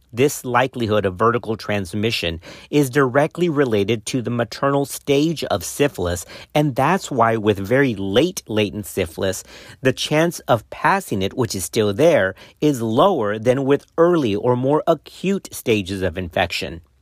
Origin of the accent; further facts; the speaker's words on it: Texas, United States; my home state of Texas